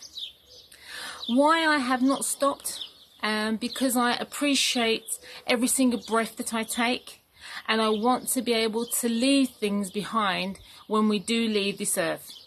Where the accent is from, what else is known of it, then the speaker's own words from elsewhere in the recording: London, United Kingdom; moved away as an adult; now in Cyprus; I was born and brought up in London and I moved to Cyprus when I got married